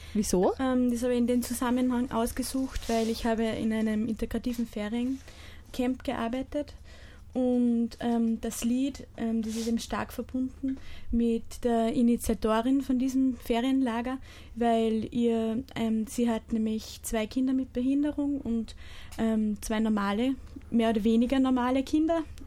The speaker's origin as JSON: {"language": "German", "town": "Bischofshofen", "region": "Salzburg", "country": "Austria", "said": "bin aus Bischofshofen"}